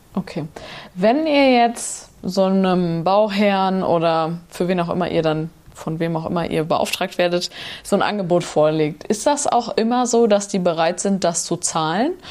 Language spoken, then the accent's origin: German; Nordhorn, Lower Saxony, Germany; da, wo ich herkomme, aus Nordhorn